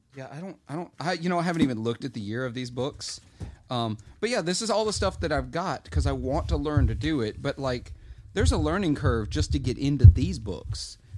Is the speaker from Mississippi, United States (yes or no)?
yes; Clarksdale, Mississippi, United States; my hometown tends to randomly, Clarksdale